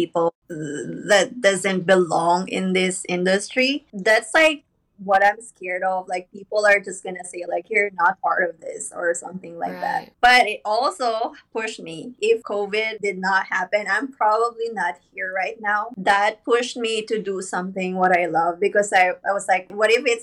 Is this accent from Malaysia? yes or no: no; Philippines; moved away as an adult; now in Virginia, United States; I'm from the Philippines as well